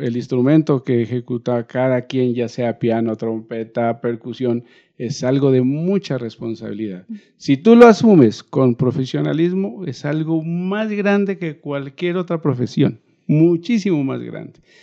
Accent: Nariño, Colombia; moved away; partí de, mi tierra, pero siempre mi corazón ha estado acá

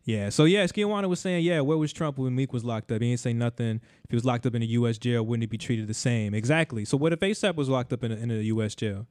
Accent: United States; as an American

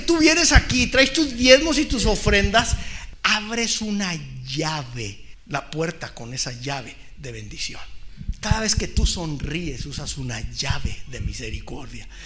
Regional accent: Mexico; como mexicanos

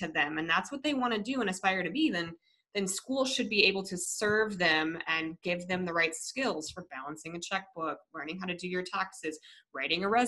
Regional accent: Colorado, United States; moved away; I'm from Colorado originally

